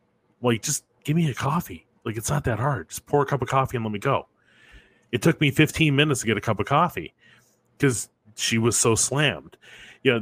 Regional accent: Detroit, Michigan, United States; I grew up in Detroit

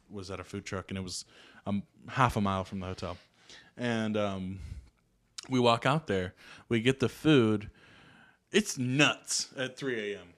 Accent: Atlanta, Georgia, United States; I'm from Atlanta

